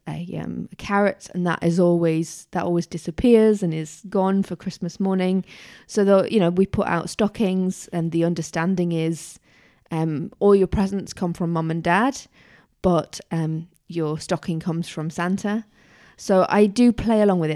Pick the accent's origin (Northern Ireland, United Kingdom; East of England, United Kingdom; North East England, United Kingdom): North East England, United Kingdom; Tyneside; I was growing up in Tyneside